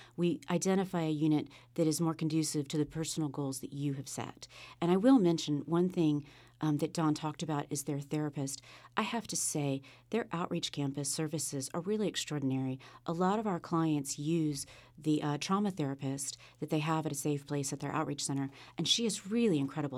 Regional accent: Sunset Beach, North Carolina, United States; also born or lived in South America; now in Wilmington, United States; Wilmington is my home. I grew up on Sunset Beach, just south of here.

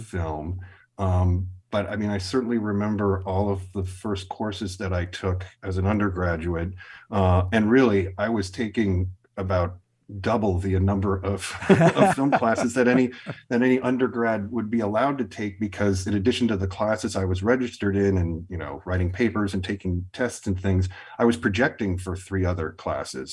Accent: Milwaukee, Wisconsin, United States; growing up in Milwaukee

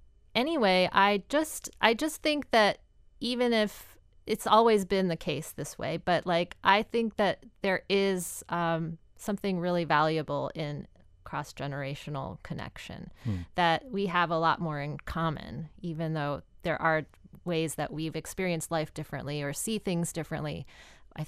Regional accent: Virginia Beach, Virginia, United States; now in Chicago, United States; I love living near the ocean. I grew up in Virginia Beach, Virginia, so I'm kind of, and I'm just like, I love the water.

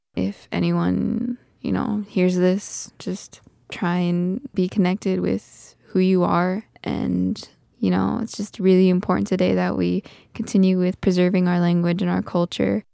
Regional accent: Red Scaffold, South Dakota, United States; I grew up on Cheyenne River in a community on the west side called Red Scaffold

